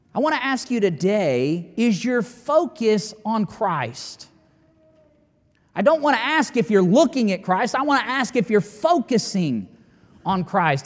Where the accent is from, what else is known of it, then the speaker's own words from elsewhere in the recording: United States; I'm an American as well